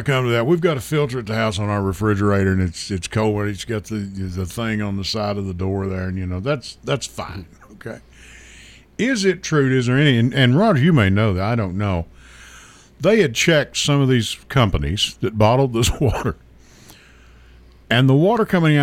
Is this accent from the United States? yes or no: yes; Kentucky, United States; now in Middle Tennessee, United States; I'm from Kentucky.